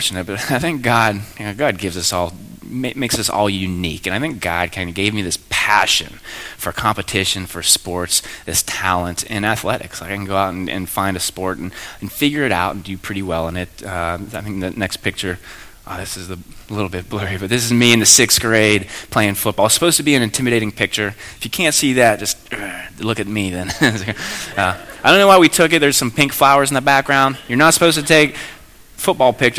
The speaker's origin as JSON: {"language": "English", "town": "Belle Vernon", "region": "Pennsylvania", "country": "United States", "tie": "born or raised there", "also_born_or_lived": "San Diego / Annapolis", "moved": "as an adult", "said": "I grew up in Belle Vernon"}